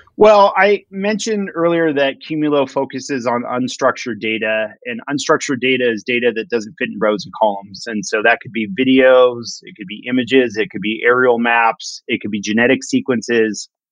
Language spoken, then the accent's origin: English; Los Angeles, California, United States; moved away as an adult; now in Seattle, United States; I grew up in Los Angeles and I moved to Seattle when I was about 20 years old